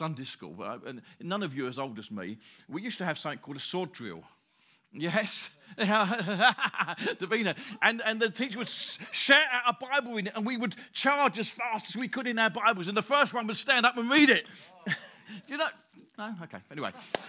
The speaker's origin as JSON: {"language": "English", "town": "Grays", "region": "East of England", "country": "United Kingdom", "tie": "born or raised there", "also_born_or_lived": "Stamford Hill", "said": "I live in Grays. I was born in Grays. Well, I was born in Stamford Hill, but lived in Grays. I'm the fourth generation of my family living in the same place."}